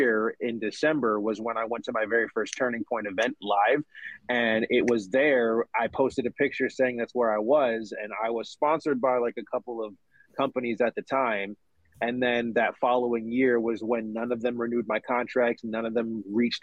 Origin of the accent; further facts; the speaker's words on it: United States; my father was born and raised in Jamaica, so I'm first generation American